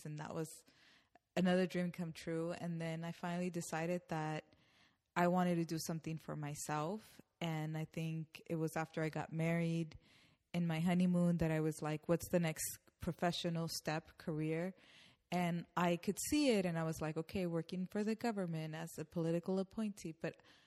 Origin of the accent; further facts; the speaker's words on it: Los Angeles, California, United States; first language Spanish; English is a second language; I'm from East Los Angeles. I was born here in the U.S. But when I was young, I just spoke Spanish